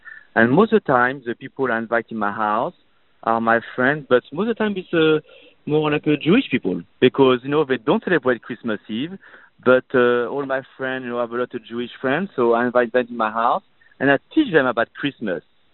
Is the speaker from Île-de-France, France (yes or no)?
no; Burgundy, Bourgogne-Franche-Comté, France; English is a second language; now in Los Angeles, United States; So I'm from Burgundy